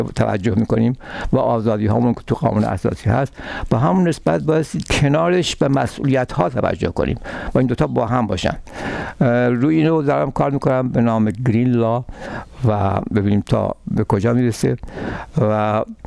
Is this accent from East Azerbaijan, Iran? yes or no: no; Tehran, Tehran Province, Iran; moved away as an adult; now in Canada; من در ایران متولد در تهران متولد شدم و تحصیلاتم هم در تهران بود اونجا بزرگ شدم